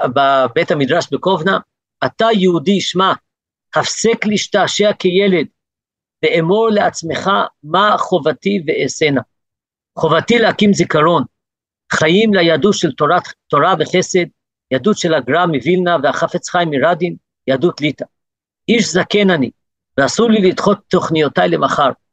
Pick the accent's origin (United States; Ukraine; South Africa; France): South Africa; now in Gush Etzion, Israel; נולדתי בדרום אפריקה, עליתי לארץ